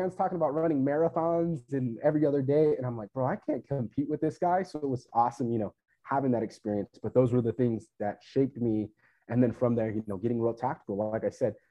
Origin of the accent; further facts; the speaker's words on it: Fresno, California, United States; I'm originally from Fresno, California